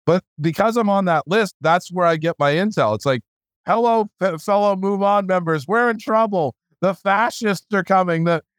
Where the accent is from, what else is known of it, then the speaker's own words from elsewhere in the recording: United States; I love America. I'm an American. I'm a patriot